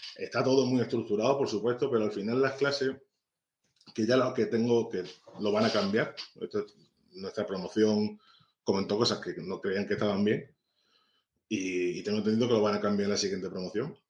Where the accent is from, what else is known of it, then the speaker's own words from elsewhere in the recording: Ceuta, Spain; soy un tipo de Ceuta